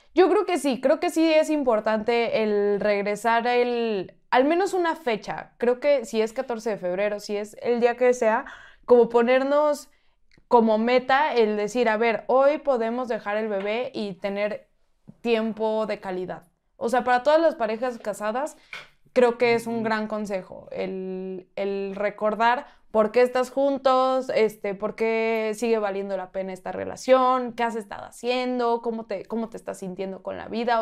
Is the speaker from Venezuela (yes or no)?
no; Mexico; soy mexicana